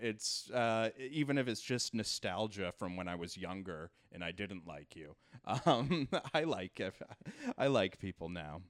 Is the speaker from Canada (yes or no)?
yes; Canada; moved away as an adult; now in New York, United States; No, I grew up in Canada